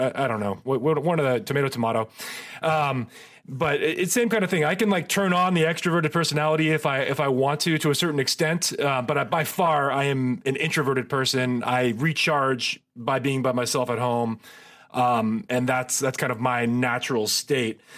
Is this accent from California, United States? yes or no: yes; Marin, California, United States; I grew up in Marin